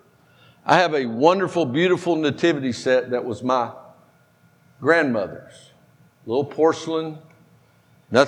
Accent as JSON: {"language": "English", "town": "Powder Springs", "region": "Georgia", "country": "United States", "said": "I'm from Powder Springs."}